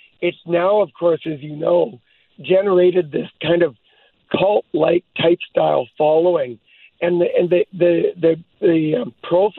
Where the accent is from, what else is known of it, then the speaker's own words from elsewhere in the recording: Hope, British Columbia, Canada; I was born in Hope